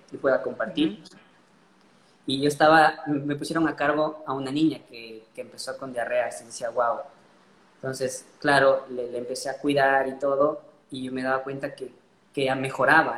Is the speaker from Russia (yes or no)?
no; Ecuador; nací en Ecuador y bueno, me, gradué en la Universidad Central de Medicina